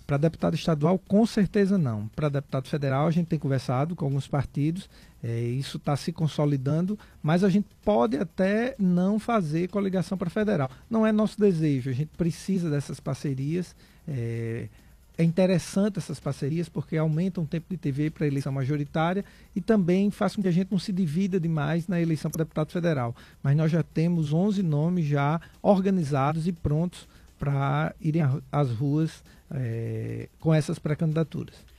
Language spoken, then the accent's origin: Portuguese; Rio Grande do Norte, Brazil; eu sou um potiguar que ama a minha terra que ama minha terra de verdade